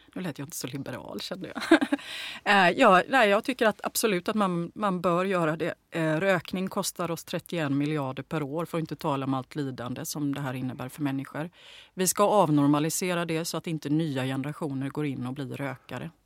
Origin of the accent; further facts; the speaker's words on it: Gothenburg, Västra Götaland, Sweden; Jag växte upp i Bergsjön